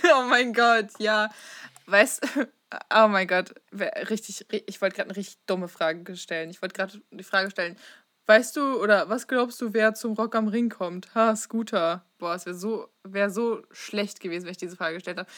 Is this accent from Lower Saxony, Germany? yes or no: yes; East Frisia, Lower Saxony, Germany; Ich komme aus Ostfriesland